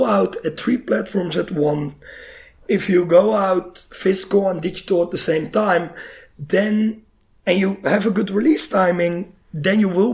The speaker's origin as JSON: {"language": "English", "country": "Netherlands", "said": "we're from the Netherlands"}